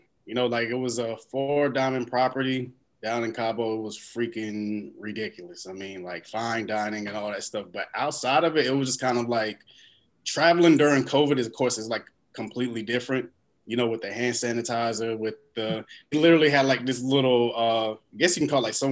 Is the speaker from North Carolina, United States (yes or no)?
yes; Knightdale, North Carolina, United States; I am from Knightdale, North Carolina, which is outside of Raleigh.